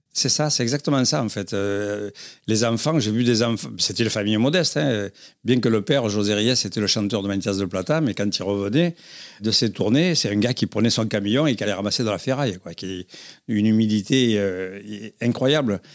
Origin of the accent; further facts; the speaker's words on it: Arles, Provence-Alpes-Côte d'Azur, France; Je suis né en Arles, j'ai grandi là-bas, j'ai grandi avec les Gitans